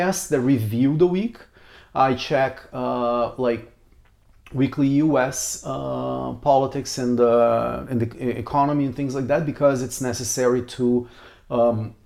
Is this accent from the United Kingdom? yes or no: no; Brazil; moved away; also born or lived in Canada / Odessa, Ukraine; I'm from Brazil